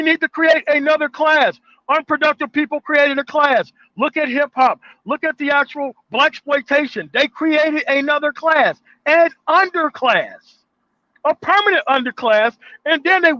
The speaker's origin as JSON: {"language": "English", "region": "Mississippi Delta", "country": "United States", "also_born_or_lived": "Denver metro area", "moved": "yes", "lives_now": "Denver, United States", "said": "I'm from the Mississippi Delta"}